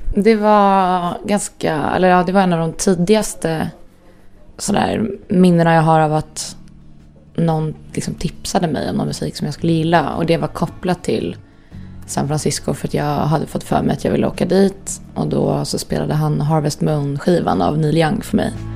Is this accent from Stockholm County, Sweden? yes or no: yes; Stockholm, Stockholm County, Sweden; also born or lived in Östermalm, Stockholm; jag är uppväxt i Skarpnäck och flyttade därifrån, hade det jättebra där. Men flyttade därifrån när jag var, jag kommer inte riktigt ihåg, det var väl när jag var 9-10. In till stan